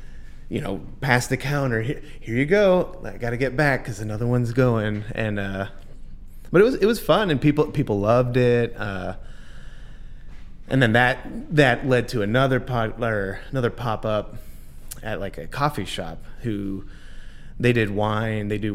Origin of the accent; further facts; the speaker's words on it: Texas, United States; first language Spanish; English is a second language; now in Somerville, United States; I grew up in Texas, so, like, that's where I spent most of my life.